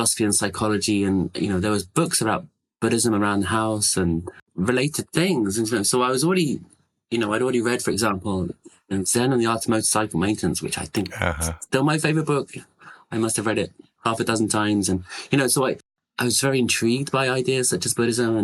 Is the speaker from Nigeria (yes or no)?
no; London, United Kingdom; now in Seattle, United States; I'm from London, but I live in Seattle